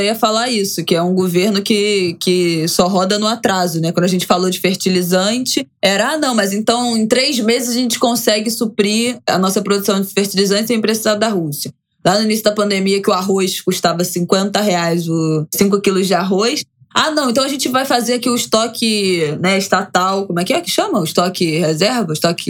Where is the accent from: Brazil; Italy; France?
Brazil; como eu sou brasileira e eu falo português